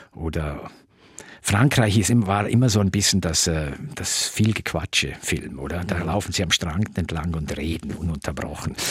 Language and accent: German; Tamins, Graubünden, Switzerland; also born or lived in Chur; Also ich bin in Tamins aufgewachsen und dann sind wir mit 14 sind wir dann nach Chur gezogen